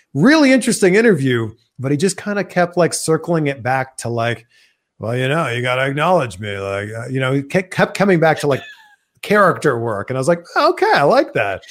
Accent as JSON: {"language": "English", "town": "Toronto", "region": "Ontario", "country": "Canada", "moved": "yes", "said": "we're both from Toronto"}